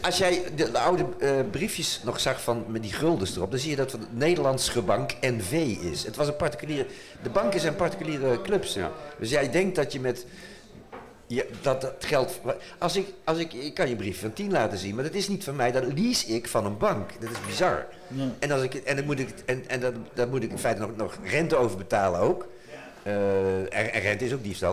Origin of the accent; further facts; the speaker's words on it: Utrecht, Netherlands; ik kom uit Utrecht